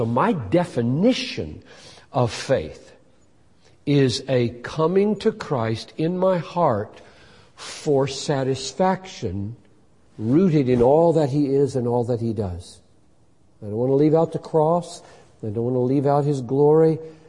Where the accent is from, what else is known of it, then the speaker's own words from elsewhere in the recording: Minnesota, United States; I'm not an emotional person. I'm a Minnesotan.